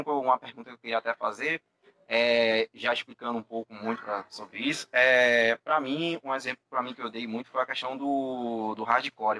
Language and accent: Portuguese; Northeast Region, Brazil; eu como sou nordestino